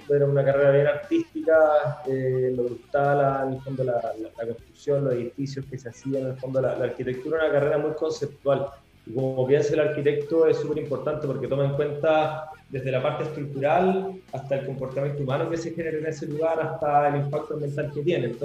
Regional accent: Venezuela; now in Chile; empecé, bueno, normal, en el fondo un venezolano acá acá en Chile, empecé a a conocer la cultura chilena, perdí mi acento y ahora ya me considero chile solano, la verdad Chile me encanta

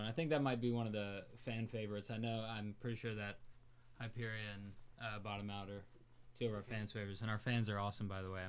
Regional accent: Laurel, Mississippi, United States; now in Sacramento, United States; Yeah. I'm originally from a small town called Laurel, Mississippi.

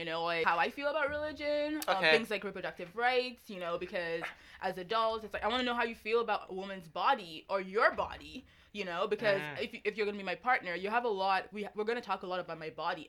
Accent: Nigeria; because I'm Nigerian, and some Nigerians, and I know because I was also a very conservative Nigerian Christian at one point

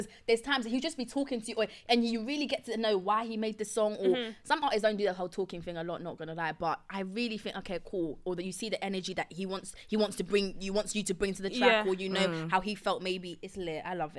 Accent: Essex, East of England, United Kingdom; I'm from Essex.

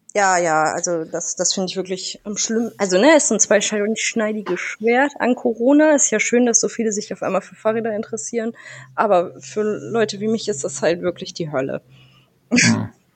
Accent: Northern Germany, Germany; Ich bin Norddeutsche

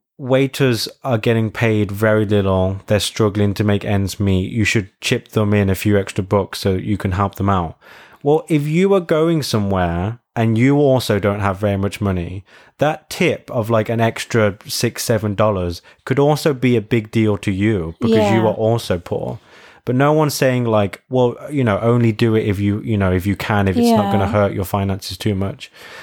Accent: England, United Kingdom; And you're going to be like, I'm from England.

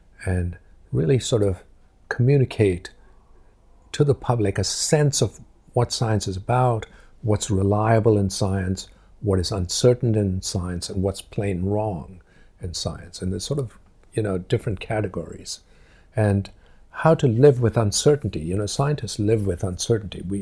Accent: India; moved away as an adult; now in Cambridge, United Kingdom; when I grew up in India

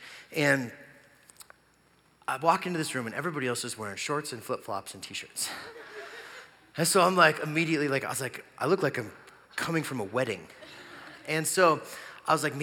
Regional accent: Gypsum, Colorado, United States; also born or lived in Greeley, Colorado; I played for this little tiny church where I grew up in Gypsum, Colorado.

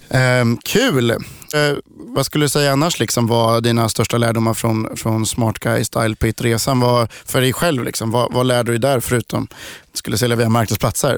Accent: Sweden; vi svenskar

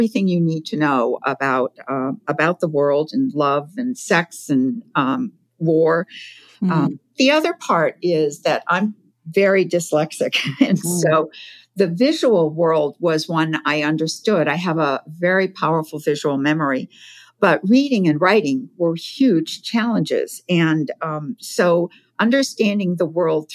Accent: Provincetown, Massachusetts, United States; I grew up in Provincetown, Massachusetts

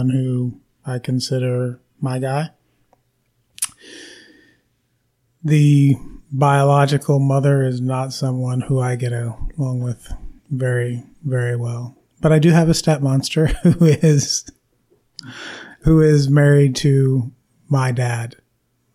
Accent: Rochester, New York, United States; I was born in Rochester, New York

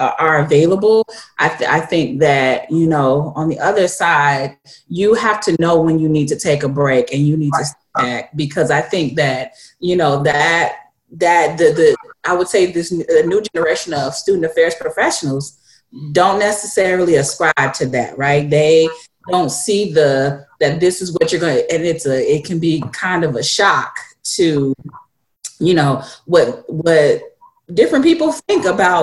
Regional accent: Gary, Indiana, United States; Denise Williams is from my hometown

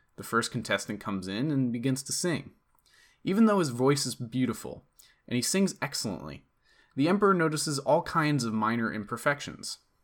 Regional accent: East Coast, United States; I'm from the East Coast

